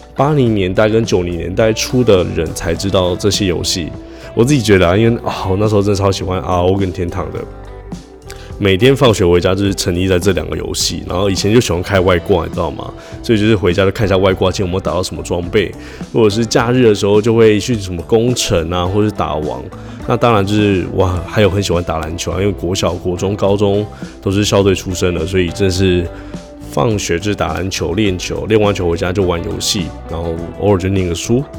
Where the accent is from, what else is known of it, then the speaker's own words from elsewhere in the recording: rural Tainan, Taiwan; also born or lived in Taipei; 我跟我三哥是跟爷爷奶奶从小就住在一起，木场里面